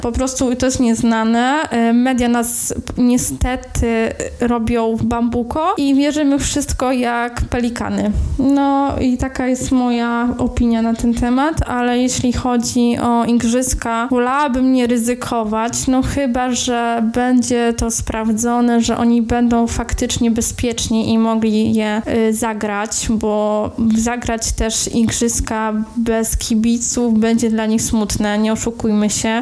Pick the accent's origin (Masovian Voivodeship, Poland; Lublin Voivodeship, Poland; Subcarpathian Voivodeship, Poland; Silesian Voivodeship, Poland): Subcarpathian Voivodeship, Poland; Rzeszów; moved away as an adult; now in Wrocław, Poland; pochodzę również z Rzeszowa, ale od prawie czterech lat mieszkam we Wrocławiu